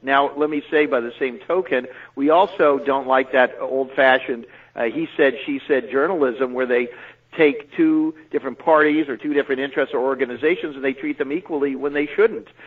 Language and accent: English; California, United States; moved away as an adult; also born or lived in New York; coming to New York as a Californian